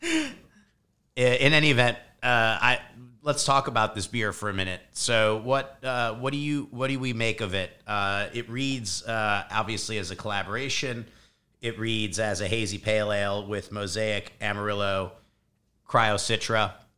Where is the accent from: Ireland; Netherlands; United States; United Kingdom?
United States; Chicago, Illinois; born and raised in Chicago